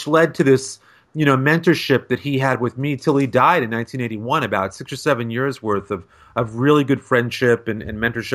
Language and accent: English; Ossining, New York, United States; growing up in Westchester County, not far from where Jim grew up